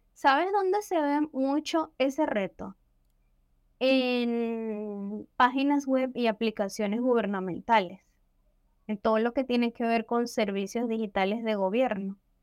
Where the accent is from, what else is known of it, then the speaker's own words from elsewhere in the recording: Venezuela; yo también soy venezolana